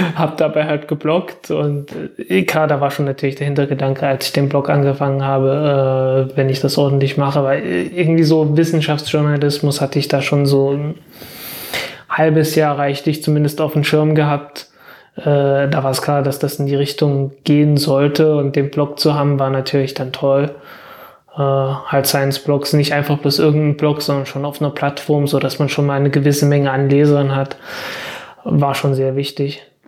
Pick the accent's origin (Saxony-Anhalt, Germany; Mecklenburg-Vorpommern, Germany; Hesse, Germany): Saxony-Anhalt, Germany; Zeitz; ich komme aus Zeitz